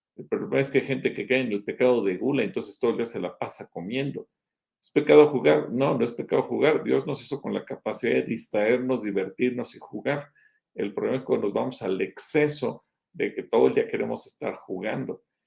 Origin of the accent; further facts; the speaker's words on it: Mexico; aunque seguimos siendo mexicanos hoy